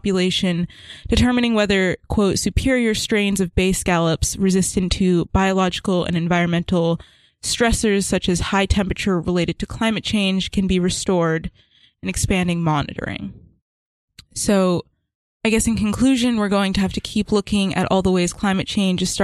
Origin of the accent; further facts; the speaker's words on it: Charleston, South Carolina, United States; I'm from Charleston, South Carolina